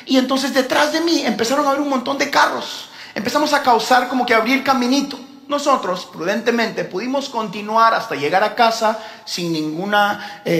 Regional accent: Houston, Texas, United States; yo como crecí toda mi vida en Houston, he manejado ese freeway eh, chorrocientas mil veces

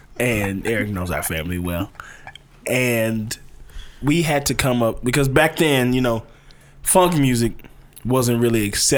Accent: Cleveland, Ohio, United States; You know, not in Cleveland.

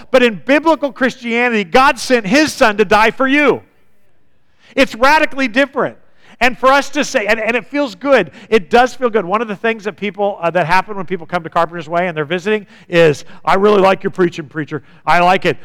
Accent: United States; as an American

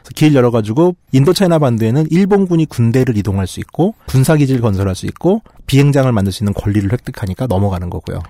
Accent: South Korea

